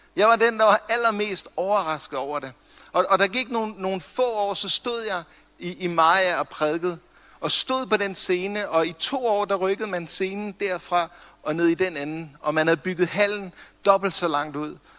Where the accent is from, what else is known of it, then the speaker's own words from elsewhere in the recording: Copenhagen, Capital Region of Denmark, Denmark; nu er jeg fra København